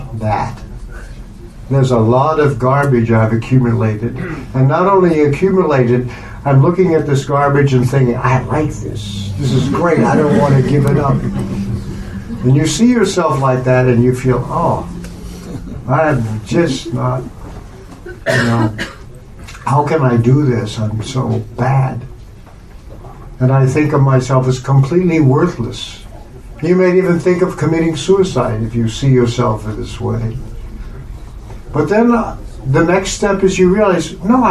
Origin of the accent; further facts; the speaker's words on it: United States; I'm an American